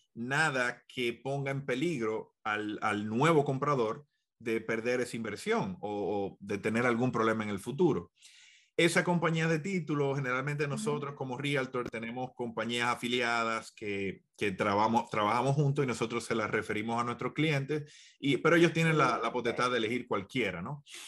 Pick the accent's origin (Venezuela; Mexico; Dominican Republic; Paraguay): Dominican Republic; now in United States; yo soy dominicano